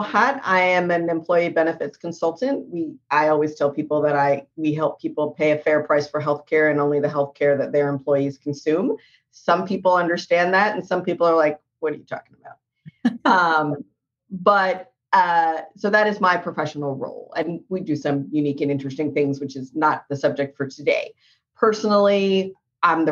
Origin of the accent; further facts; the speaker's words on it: Florida, United States; moved away as an adult; also born or lived in Pennsylvania; now in Texas, United States; my father moved to Florida when I was about 8. So after I graduated from college, I went to work for my dad